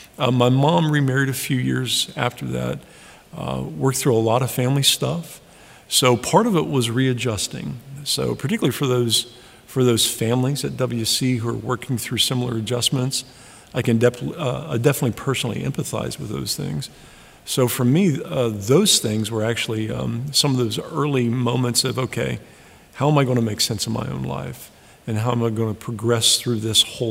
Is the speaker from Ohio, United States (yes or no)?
yes; Sidney, Ohio, United States; moved away as an adult; now in Cleveland, Tennessee, United States; I loved growing up in Sydney.